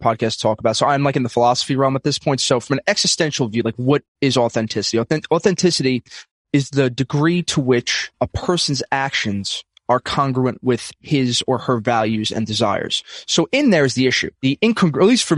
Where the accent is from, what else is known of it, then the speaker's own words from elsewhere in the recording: New York City, New York, United States; I'm from Brooklyn, New York, old school Italian family